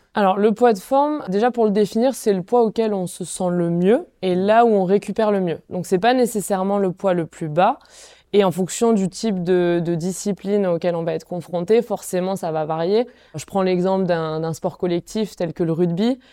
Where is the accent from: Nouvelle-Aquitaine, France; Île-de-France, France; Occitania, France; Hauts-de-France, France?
Occitania, France; Font-Romeu; j'ai grandi euh, à Font-Romeu où j'ai été en sport-études biathlon